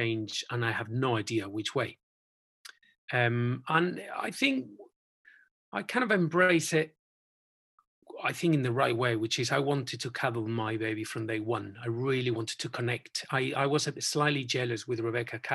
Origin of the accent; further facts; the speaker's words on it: Spain; moved away as an adult; also born or lived in Bristol; now in Cotswolds, United Kingdom; We went back to Spain for a few years